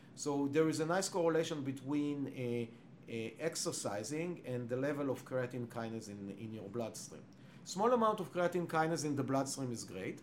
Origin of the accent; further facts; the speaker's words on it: Israel; English is a second language; moved away as an adult; now in Cambridge, United States; I was born and raised in Israel